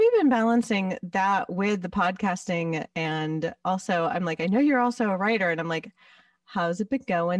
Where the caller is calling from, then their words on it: West Hollywood, California, United States; I am calling from West Hollywood.